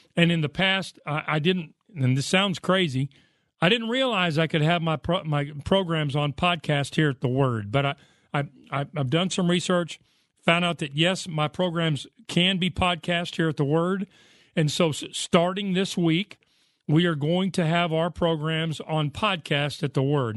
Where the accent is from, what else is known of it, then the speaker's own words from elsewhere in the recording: United States; I grew up in the United States of America